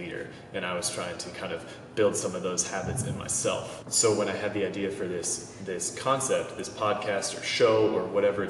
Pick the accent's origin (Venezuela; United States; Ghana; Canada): United States; Seattle, Washington; moved away as an adult; now in Charlotte, United States; I am originally from Seattle, Washington. I now own and operate a coffee shop which you see behind me called South End Grind in Charlotte, North Carolina.